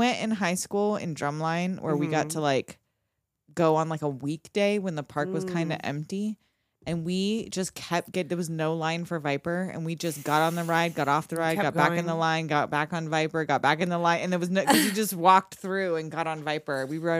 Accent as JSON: {"language": "English", "region": "Southern California", "country": "United States", "said": "And I'm from Southern California."}